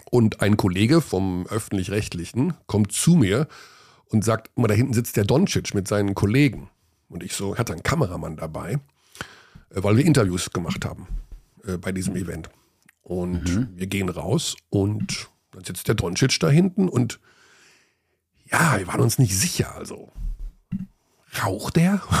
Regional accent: Germany; geboren in Deutschland, aufgewachsen in Deutschland

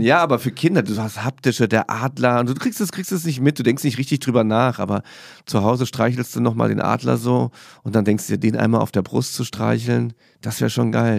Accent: Saarland, Germany; Ich bin ja Saarländer.

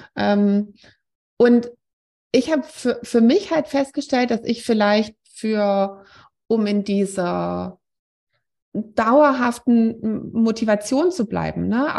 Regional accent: Swabia, Germany; now in Wiesbaden, Germany; wir kommen aus einem Nachbardorf vom Schwäbischen Land

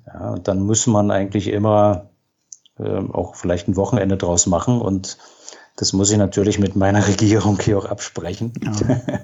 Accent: Berlin, Germany; moved away as an adult; now in Rosenheim, Germany; ich bin in Berlin geboren

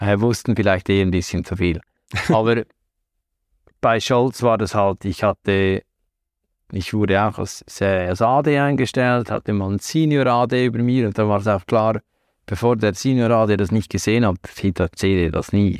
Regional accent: Central Switzerland, Switzerland; moved away as an adult; also born or lived in Salzburg, Austria / Hamburg, Germany; now in Zurich, Switzerland; Aufgewachsen und groß geworden in der Zentralschweiz, im Herzen der Schweiz.

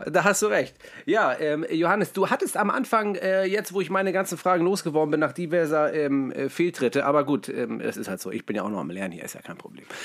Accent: Mümmelmannsberg, Hamburg, Germany; ich komme ja, wie gesagt, aus Müllmannsberg, ich bin bescheiden aufgewachsen

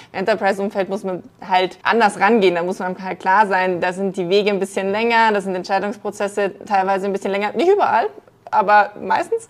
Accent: Munich, Bavaria, Germany; Deswegen bin ich Münchnerin durch und durch.

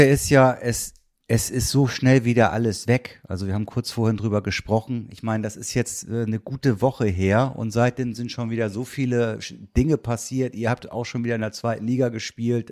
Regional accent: Kiel, Schleswig-Holstein, Germany; denn ich bin Kieler. Das weißt du vielleicht nicht, aber ich bin in Kiel geboren.

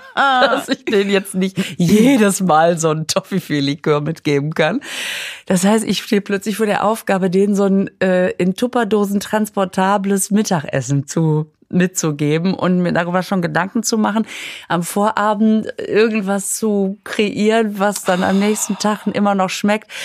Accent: Düsseldorf, North Rhine-Westphalia, Germany; ich komme ja aus Düsseldorf.

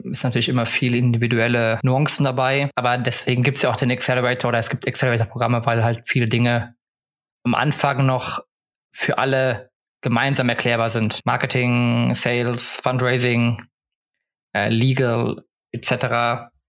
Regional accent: Stockholm, Stockholm County, Sweden; now in Cologne, Germany; ansonsten habe ich noch immer meine, meine alte Heimat Stockholm, die über mir schwebt, wo man immer zurück könnte. Aber aktuell bin ich erstmal happy

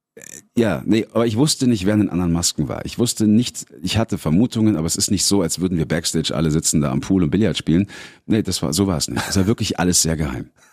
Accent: Munich, Bavaria, Germany; in München, meiner Heimatstadt

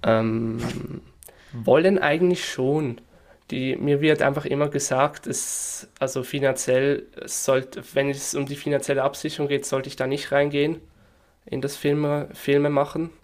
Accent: Northwestern Switzerland, Switzerland; accent: Swiss German; Ich komme aus der Nordwestschweiz

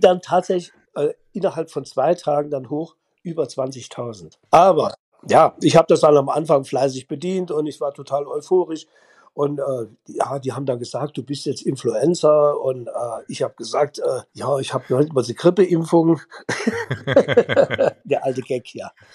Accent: Hühnerfeld, Saarland, Germany; aus meiner Hühnerfelder Zeit, wo ich da geboren bin, wo ich groß geworden bin

